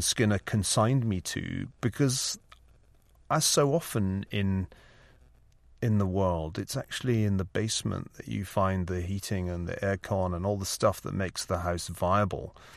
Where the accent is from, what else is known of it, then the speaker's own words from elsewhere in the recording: Glasgow, Scotland, United Kingdom; now in California, United States; saw enough of the proletariat growing up in Glasgow